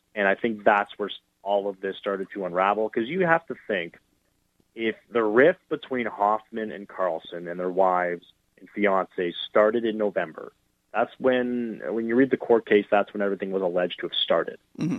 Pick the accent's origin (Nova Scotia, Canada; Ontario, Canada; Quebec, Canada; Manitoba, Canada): Ontario, Canada; Ottawa; I grew up in Ottawa